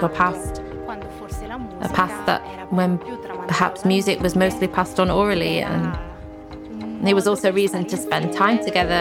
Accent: Cortina d'Ampezzo, Veneto, Italy; first language Ladin; English is a second language; I live and was born in Cortina d'Ampezzo, which is one of the five Ladin valleys

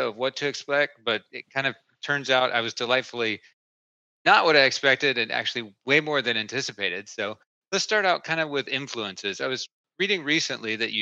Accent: East Tennessee, United States; moved away; where I grew up in East Tennessee.

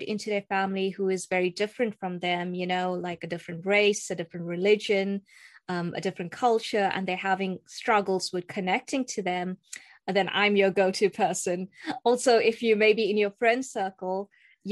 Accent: South Africa; moved away as an adult; also born or lived in Istanbul, Turkey; now in Manchester, United Kingdom; I am South African, but of Indian heritage, as you can see. And I grew up in South Africa. I was born in South Africa

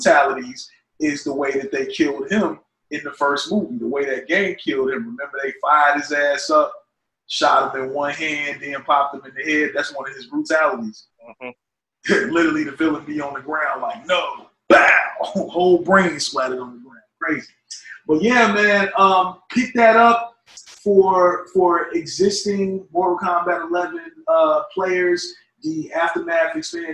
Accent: Chicago, Illinois, United States; moved away; NetherRealm Studios back in my hometown

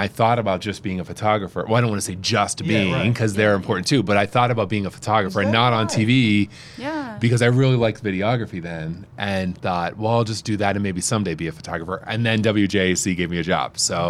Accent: St. Marys, Pennsylvania, United States; moved away; But, yeah, so she's been in St. Mary's, my hometown.

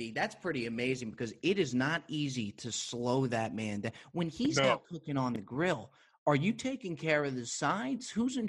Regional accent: New Jersey, United States; Grew up in Jersey, born and raised in Jersey.

